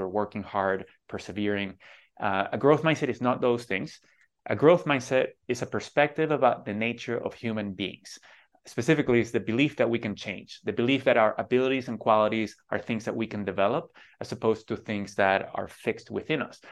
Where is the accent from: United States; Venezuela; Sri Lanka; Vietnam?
Venezuela; moved away; growing up in Venezuela